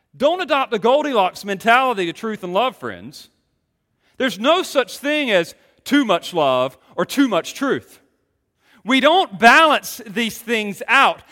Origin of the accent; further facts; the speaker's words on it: Greenville, North Carolina, United States; coming from Greenville, North Carolina